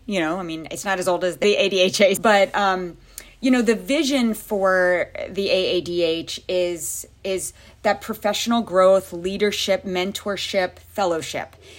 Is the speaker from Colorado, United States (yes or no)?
no; Louisiana, United States; moved away as an adult; also born or lived in Pensacola, Florida / Jacksonville, Florida / Tennessee / Maryland; where I grew up in Louisiana